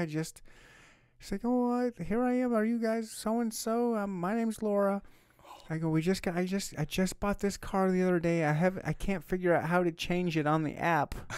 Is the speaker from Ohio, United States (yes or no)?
no; Michigan, United States; now in Kansas City, United States; I was born and raised in Michigan